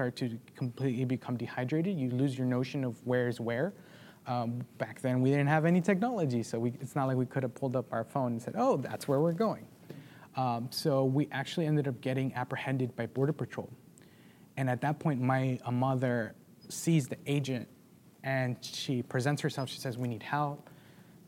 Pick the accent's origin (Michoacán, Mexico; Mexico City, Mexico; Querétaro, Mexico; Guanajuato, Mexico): Michoacán, Mexico; moved away; I was born in Michoacán, Mexico, which is on the southern tip of Mexico.